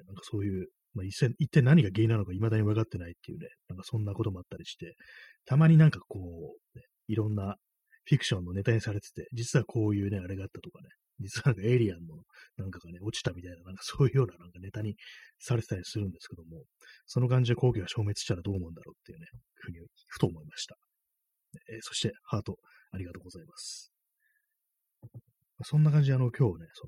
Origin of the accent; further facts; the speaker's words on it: Tokyo, Japan; 東京出身